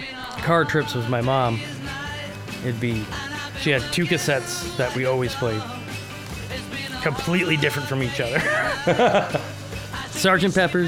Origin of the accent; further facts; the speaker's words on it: northeastern Vermont, United States; also born or lived in Attleboro, Massachusetts; now in Red Hook, United States; born in Attleboro, Massachusetts, was down by Providence. Uh-huh. Grew up in northeastern Vermont in a little town called Lindenville.